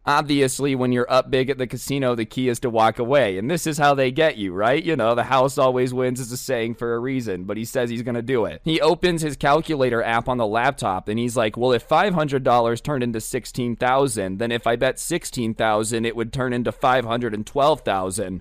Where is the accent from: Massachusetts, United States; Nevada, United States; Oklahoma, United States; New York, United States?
Nevada, United States; Las Vegas; I'm from Las Vegas.